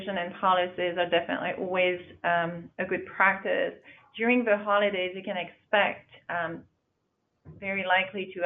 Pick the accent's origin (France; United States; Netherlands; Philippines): France; I'm from France.